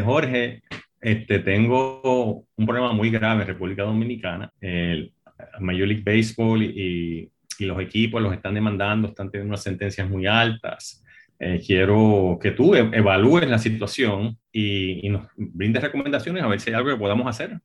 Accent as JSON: {"language": "Spanish", "country": "Puerto Rico", "tie": "born or raised there", "said": "nací y me crié en Puerto Rico"}